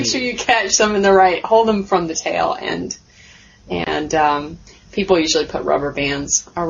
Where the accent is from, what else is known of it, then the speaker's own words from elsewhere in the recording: Miami, Florida, United States; Born and raised in Miami, and it's very warm, very warm, lots of different people. It seems to be the port of Central and South America.